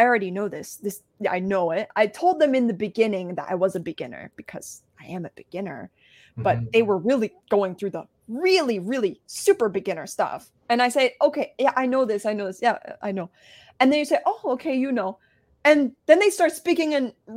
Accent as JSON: {"language": "English", "country": "United States", "first_language": "English", "said": "I'm American. People don't really expect an American to speak Chinese."}